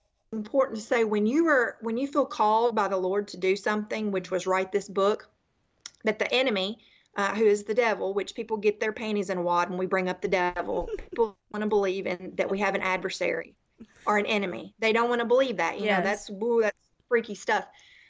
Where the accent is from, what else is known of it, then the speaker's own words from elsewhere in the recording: Tennessee, United States; moved away; I am a Southerner, born and raised in Tennessee